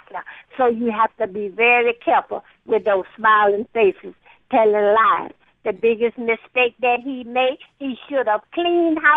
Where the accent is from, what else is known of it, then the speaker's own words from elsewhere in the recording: Alabama, United States; I'm from Alabama. I was raised on the Alabama River.